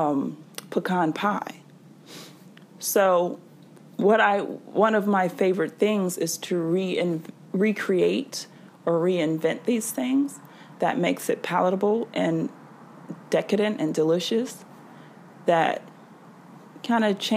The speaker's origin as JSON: {"language": "English", "region": "the South", "country": "United States", "said": "I'm from the South"}